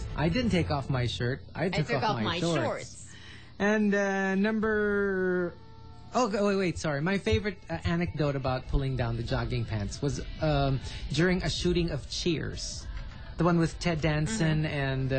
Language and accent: English; Italy; also born or lived in France; Plus, I was born in France, but I was raised in Italy.